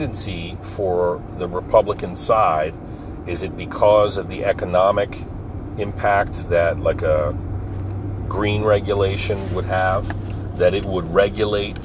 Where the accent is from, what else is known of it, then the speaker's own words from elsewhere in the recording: Pine Barrens of New Jersey, United States; My hometown in the Pine Barrens of New Jersey was dirt roads and pine trees